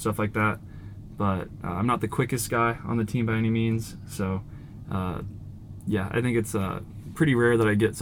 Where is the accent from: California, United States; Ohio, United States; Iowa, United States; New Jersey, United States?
Iowa, United States; Iowa City; I grew up in Iowa City, so I've been going to like high school track meets